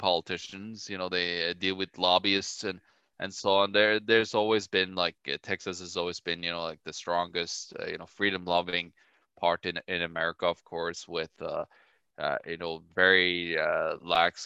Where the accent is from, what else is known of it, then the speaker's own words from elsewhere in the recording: Norway; now in Winnipeg, Canada; I'm from Norway, so I do have my family back just northeast of you